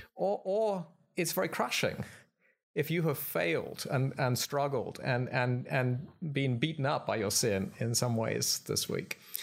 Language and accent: English; United Kingdom; moved away as an adult; also born or lived in Philadelphia, United States / Cambridge, England / Oxford, England; now in Glenside, United States; I'm, uh, from Britain